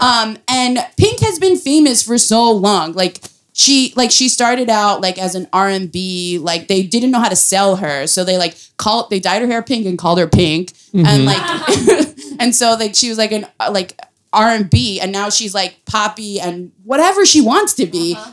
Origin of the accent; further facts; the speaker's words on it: New York City, New York, United States; I am from Brooklyn. I, my family is foreign.